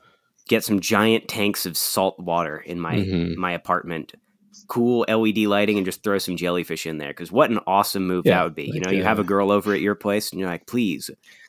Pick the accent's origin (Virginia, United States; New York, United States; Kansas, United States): Virginia, United States; since I'm a Virginia boy, I usually fly out of like DC.